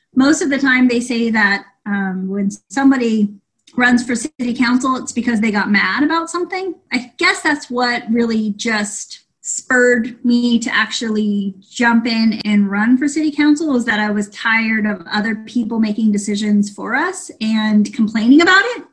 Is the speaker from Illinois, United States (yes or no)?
no; Ukiah, California, United States; I'm born and raised in Ukiah